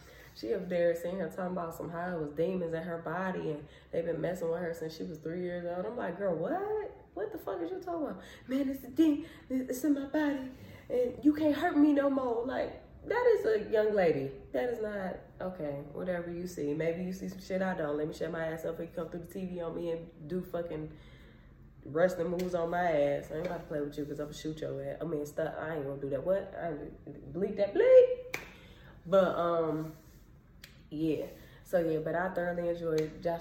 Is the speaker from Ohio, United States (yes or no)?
yes; Cleveland, Ohio, United States; I'm from Cleveland